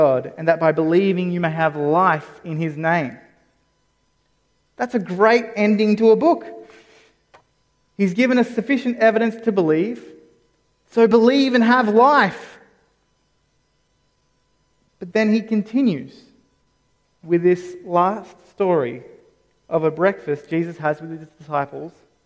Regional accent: Campbelltown, New South Wales, Australia; I grew up in Campbelltown.

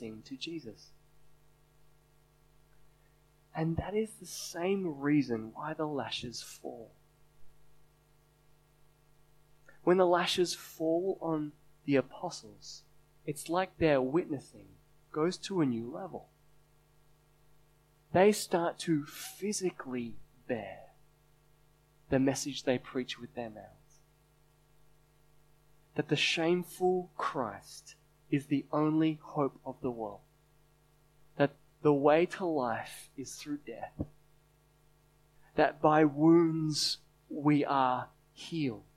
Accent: Sydney, New South Wales, Australia; I'm born and raised in Sydney

